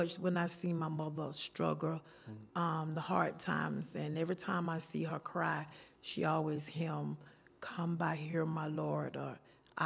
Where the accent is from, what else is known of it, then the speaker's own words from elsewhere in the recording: Atlanta, Georgia, United States; I am from Atlanta, Georgia